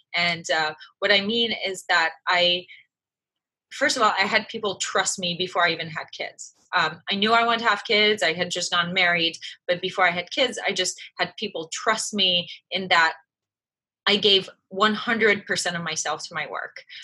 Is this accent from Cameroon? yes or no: no; France; moved away; I was raised in France. My mom is French. My dad was American.